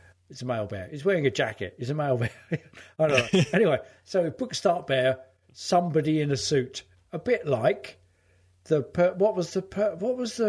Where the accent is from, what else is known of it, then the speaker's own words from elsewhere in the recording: Hertford, East of England, United Kingdom; my hometown of Hartford, in Hertfordshire